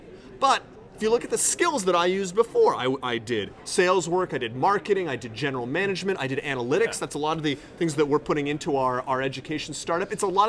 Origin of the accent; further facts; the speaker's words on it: West Hartford, Connecticut, United States; be headed down to my hometown of West Hartford, Connecticut. I will be in the WH, rocking it out for Passover.